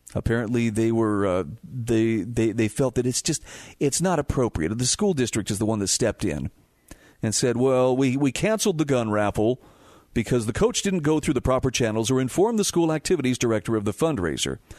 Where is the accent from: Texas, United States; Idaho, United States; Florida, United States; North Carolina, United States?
Idaho, United States; Twin Falls; I was growing up in Idaho